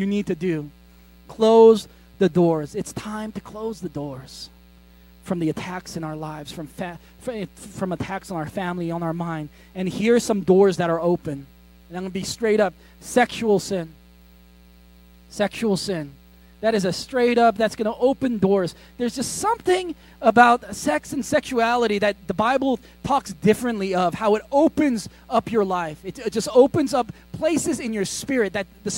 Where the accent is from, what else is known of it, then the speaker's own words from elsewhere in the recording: United States; I grew up in America